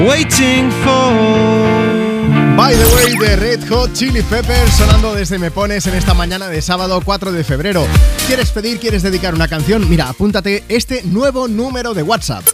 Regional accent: Barcelona, Catalonia, Spain; La primera es que soy de Barcelona y la segunda es que soy geógrafo

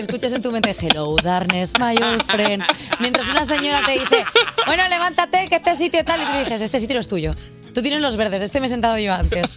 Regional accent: Reus, Catalonia, Spain; now in Madrid, Spain; nací en Reus hace 33 años.

